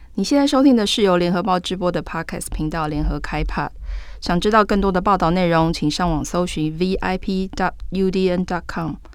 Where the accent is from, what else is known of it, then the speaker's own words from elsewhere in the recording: Taiwan; 我们台湾人最担心就是台湾海峡有状况的时候